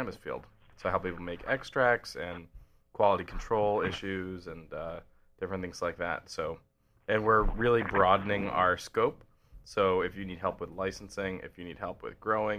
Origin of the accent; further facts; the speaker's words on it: Boston, Massachusetts, United States; moved away as an adult; also born or lived in California / Maine; I'm a Dorchester boy